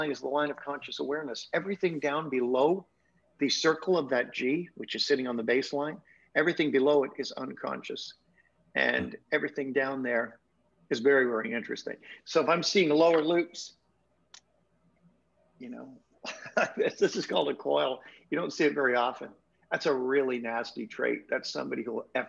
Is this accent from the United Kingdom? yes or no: yes; United Kingdom; now in Canada; me living in Canada, as a Brit living in Canada